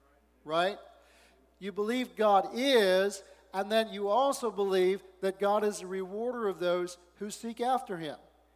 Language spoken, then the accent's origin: English; the South, United States; born there; I was born in the South, and so I got to say, how you doing?